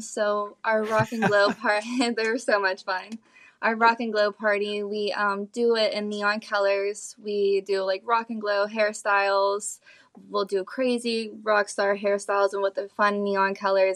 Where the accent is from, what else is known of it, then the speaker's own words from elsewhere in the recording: Ohio, United States; moved away as an adult; now in Naples, United States; leaving my hometown from Ohio. Moving down to Naples